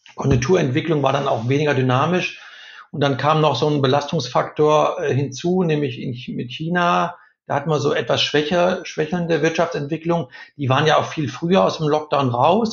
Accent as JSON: {"language": "German", "area": "Ruhr area", "region": "North Rhine-Westphalia", "country": "Germany", "tie": "born or raised there", "said": "Ich bin im Ruhrgebiet groß geworden"}